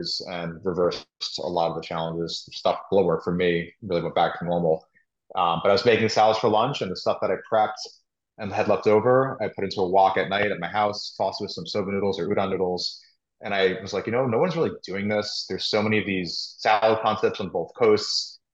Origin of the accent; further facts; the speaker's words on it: New York, United States; also born or lived in Philadelphia; my background, I'm from New York, where I'm sitting